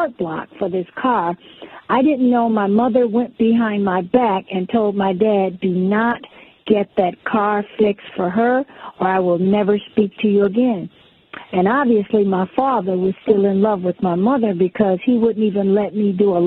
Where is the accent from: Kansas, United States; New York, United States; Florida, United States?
New York, United States; New York City; We're originally from Brooklyn, New York